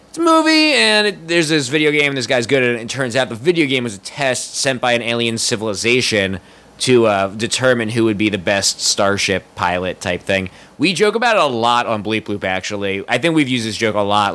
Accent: United States; growing up in America

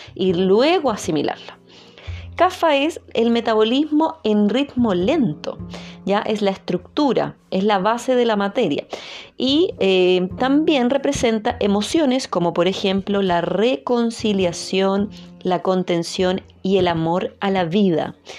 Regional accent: Chile; soy chilena, entonces tendemos a no pronunciar mucho todas las palabras y hablar un poquito rápido

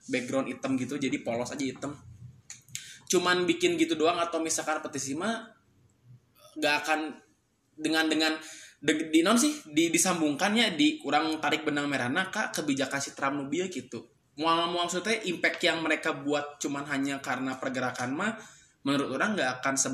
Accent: West Java, Indonesia; otomatis kan aing sebagai orang Sunda kuduna gerak gitu ngilu

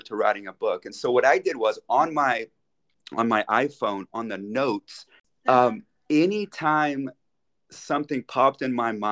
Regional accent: United States; moved away as an adult; also born or lived in Dallas, Texas; now in Switzerland; I'm an American, of course, living in Switzerland

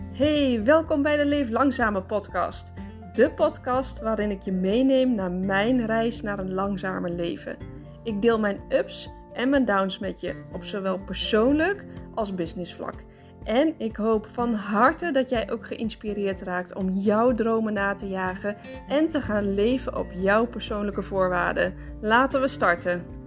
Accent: Netherlands; moved away as an adult; now in Spain; als Nederlander

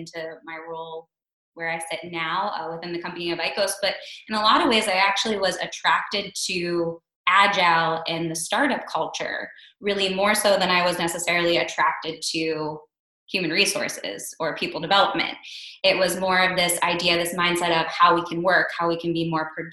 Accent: Pittsburgh, Pennsylvania, United States; moved away as an adult; also born or lived in Brooklyn, New York; I moved back to Pittsburgh, I'm originally from Pittsburgh

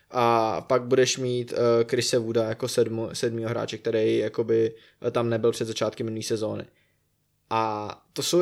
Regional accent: South Bohemian Region, Czechia; já jsem z Jižní Čech.

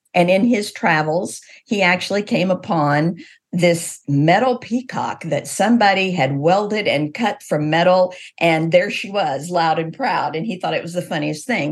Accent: Missouri, United States; I grew up in Missouri.

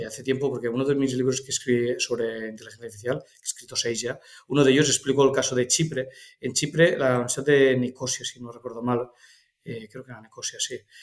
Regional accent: Cocentaina, Valencian Community, Spain; mi pueblo, o sea, es un pueblo Alicante, Cocentaina

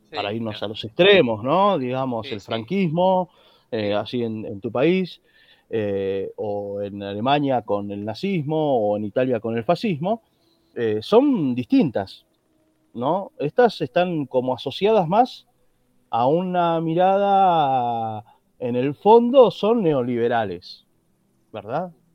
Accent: Argentina; como decimos aquí en Argentina

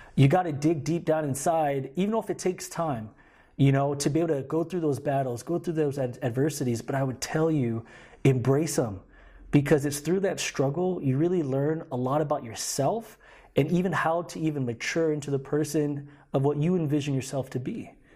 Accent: Guam; moved away as an adult; I was born and raised in Guam for about twenty years of my life

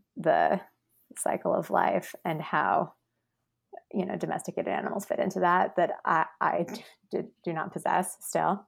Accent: Midwest, United States; I'm from the Midwest

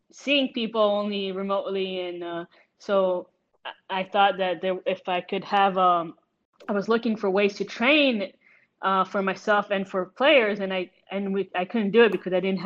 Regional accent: Israel; also born or lived in United States; I'm originally from Israel, and then came back to Israel and played in the professional league

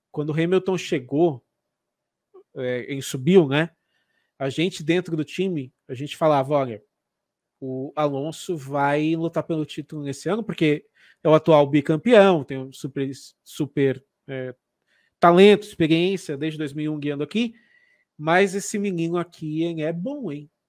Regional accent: Paraná, Brazil; now in Santa Catarina, Brazil; Eu sou paranaense. Paranaense, mas você mora em Santa Catarina hoje. moro em Santa Catarina

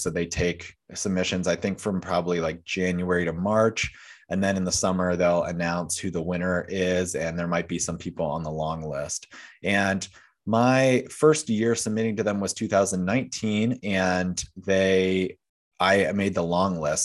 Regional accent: York County, southern Pennsylvania, United States; I grew up in York County, so not quite Gettysburg

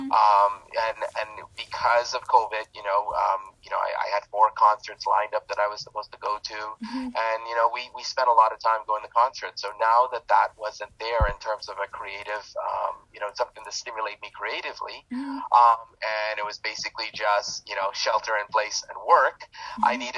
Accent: Toronto, Ontario, Canada; I'm from Toronto, Canada

